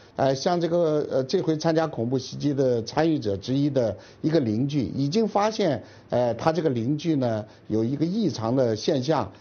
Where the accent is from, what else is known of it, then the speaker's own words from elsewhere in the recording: China; 我们中国人